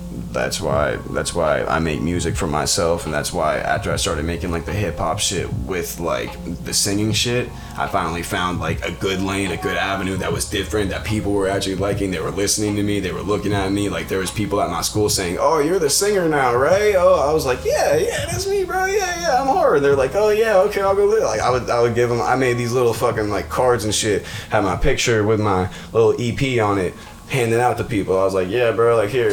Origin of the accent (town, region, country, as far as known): Atlanta, Georgia, United States; born or raised there; now in Pittsburgh, United States